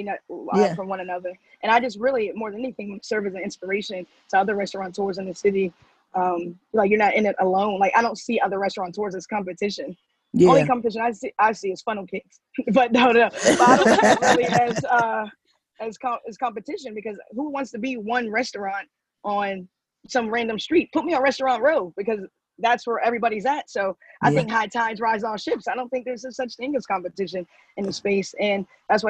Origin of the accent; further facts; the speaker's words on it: Pittsburgh, Pennsylvania, United States; moved away as an adult; now in Philadelphia, United States; I'm from Pittsburgh